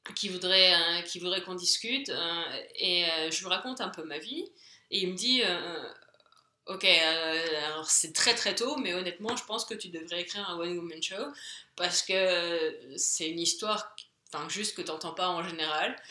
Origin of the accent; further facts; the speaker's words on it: France; moved away as an adult; now in England, United Kingdom; je suis française, je suis en Angleterre